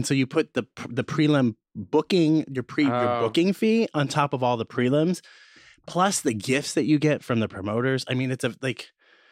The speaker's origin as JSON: {"language": "English", "region": "Midwest", "country": "United States", "said": "I'm from the Midwest"}